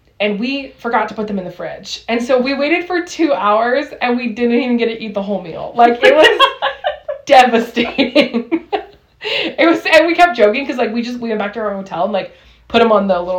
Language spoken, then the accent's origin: English; Southern California, United States; we're from SoCal